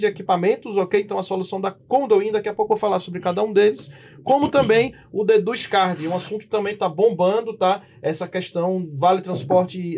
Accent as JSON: {"language": "Portuguese", "region": "Northeast Region", "country": "Brazil", "tie": "born or raised there", "moved": "as an adult", "lives_now": "São Paulo, Brazil", "said": "E nós que somos nordestinos, né? de sangue, de nascimento"}